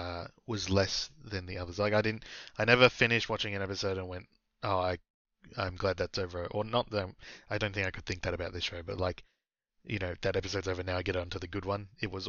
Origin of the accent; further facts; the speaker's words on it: Singapore; born there; I was born in Singapore. That's technically my hometown, if you count it like that, even though I rarely live there.